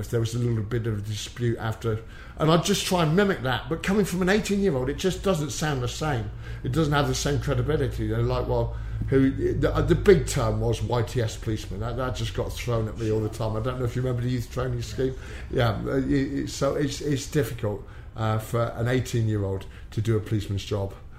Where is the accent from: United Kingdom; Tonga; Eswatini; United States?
United Kingdom; Exeter, South West England; also born or lived in Plymouth; I was brought up in Exeter